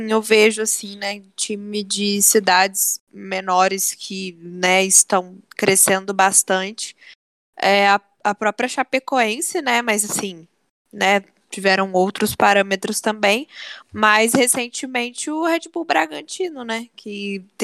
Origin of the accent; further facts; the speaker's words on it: Volta Redonda, Rio de Janeiro, Brazil; eu sou de Volta Redonda.